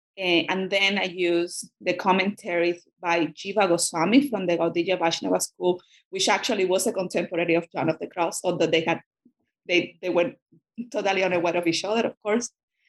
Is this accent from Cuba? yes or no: yes; Cuba; born or raised there; first language Spanish; English is a second language